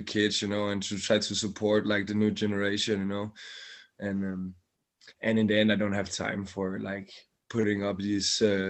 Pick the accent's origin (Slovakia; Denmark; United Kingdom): Denmark; outside Copenhagen, Capital Region of Denmark; I grew up outside Copenhagen, but from I was 15, 16, I live in Copenhagen